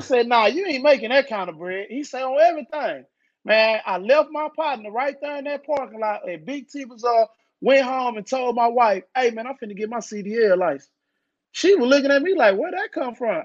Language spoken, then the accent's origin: English; Dallas, Texas, United States; I'm from Dallas, Texas. I'm from Oak Cliff. Uh, I grew up in the hood.